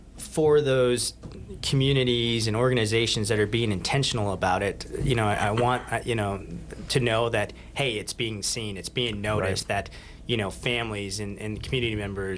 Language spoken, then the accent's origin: English; Tongue River Valley, Wyoming, United States; I grew up out in the Tongue River Valley.